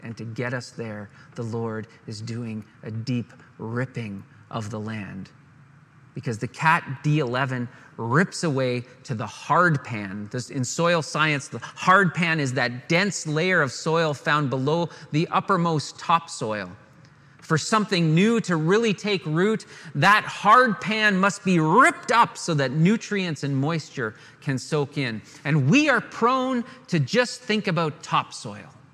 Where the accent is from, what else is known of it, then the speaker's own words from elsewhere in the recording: Canada; we're sheltered Canadian boys among the hillbillies of Virginia